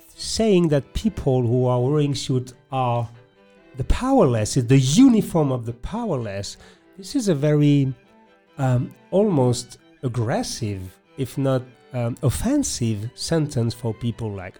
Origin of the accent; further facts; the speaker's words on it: France; accent: French; English is a second language; my French accent